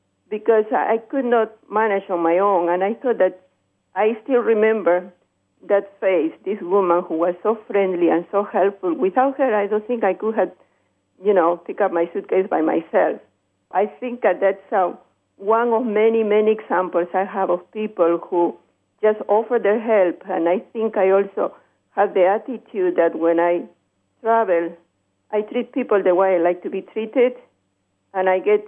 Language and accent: English; Peru; English is a second language; now in Chicago, United States; My call is from Chicago. Originally, I'm from Peru.